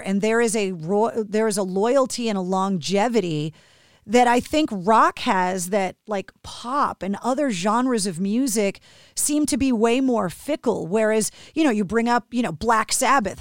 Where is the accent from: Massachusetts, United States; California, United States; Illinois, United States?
Massachusetts, United States; Boston; being born and raised in Boston